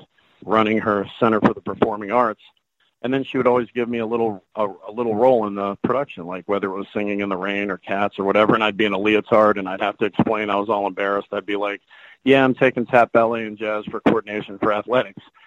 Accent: the South, United States; I'm from the South

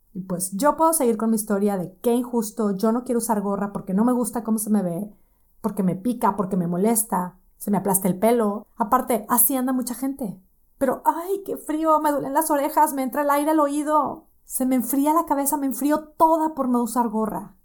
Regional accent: Monterrey, Nuevo León, Mexico; moved away as an adult; now in Boston, United States; Yo soy de Monterrey, tengo ya casi 12 años de no vivir en Monterrey

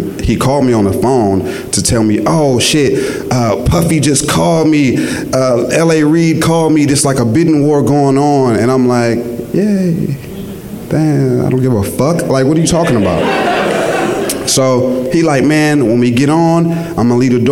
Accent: Richmond, California, United States; I'm from Richmond

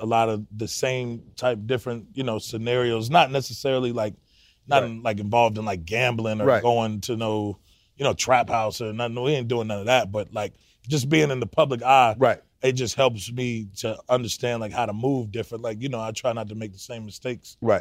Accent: Gwinnett, Georgia, United States; my whole time growing up in Georgia

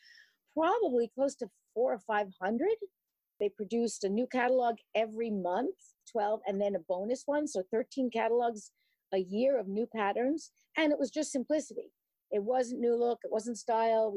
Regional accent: New York City, New York, United States; moved away as an adult; now in Hackensack, United States; I live in the United States in Hackensack, New Jersey, and I grew up in New York City

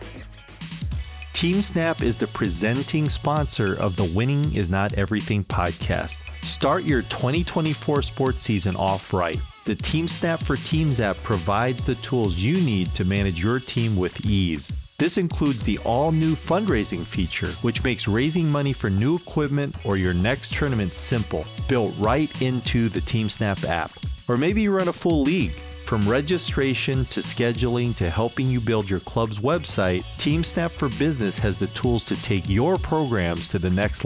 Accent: South Korea; now in Minnesota, United States; where I was born, South Korea

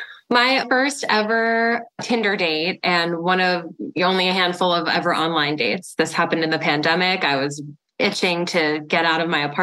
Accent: East Coast, United States; also born or lived in New York / Florida; I'm from the East Coast originally, about 10 years in New York, 10 years in Florida. And now I've been here about over 10 years as well.

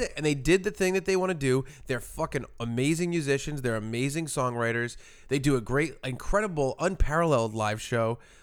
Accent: Providence, Rhode Island, United States; we're from Providence, so it was like a, a home show

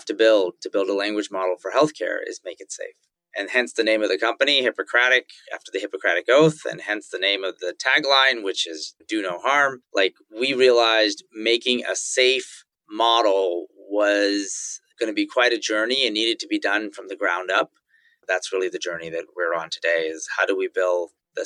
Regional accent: Silicon Valley, California, United States; also born or lived in Indonesia; Growing up in the Valley, you saw Apple Computer, which was just a few miles from my house, get started and get big

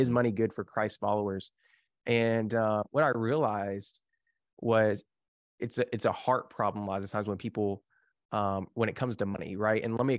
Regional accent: Kentucky, United States; I grew up in the Bible Belt. And so if the Bible Belt, for people don't know, like we down in like Kentucky here

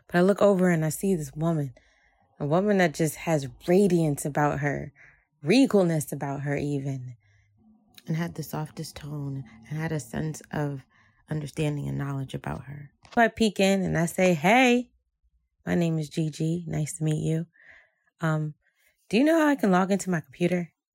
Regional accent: Jersey City, New Jersey, United States; I grew up in Jersey City um, as a Haitian American woman where family was everything

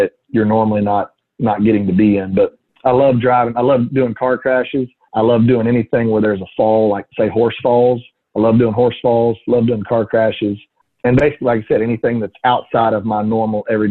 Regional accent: Texas, United States; I'm from Texas. We don't ice skate a lot.

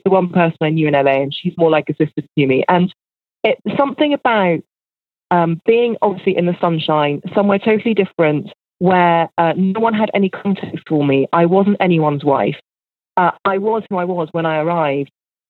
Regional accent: United Kingdom; And because I'm a British person, I'm obsessed with the sunshine.

